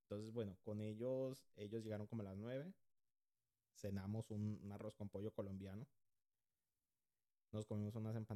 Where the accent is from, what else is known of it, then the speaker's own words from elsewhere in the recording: Honduras; Yo soy de Honduras. No hablo como hondureño, no me pregunten por qué, ni yo sé.